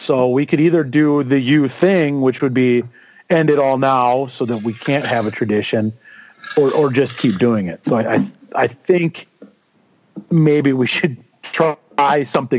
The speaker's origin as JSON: {"language": "English", "town": "Tempe", "region": "Arizona", "country": "United States", "tie": "born or raised there", "said": "I grew up in Tempe, an Arizona State fan"}